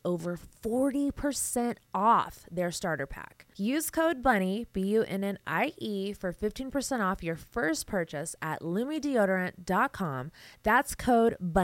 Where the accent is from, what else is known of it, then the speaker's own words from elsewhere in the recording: Las Vegas, Nevada, United States; I'm from Vegas.